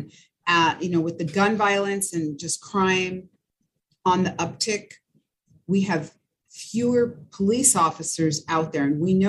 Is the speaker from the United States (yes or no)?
no; France; born there; moved away; And then the fact that, you know, I was born in France. My dad met my mom when he was stationed there, and we moved somewhat, but didn't move a lot.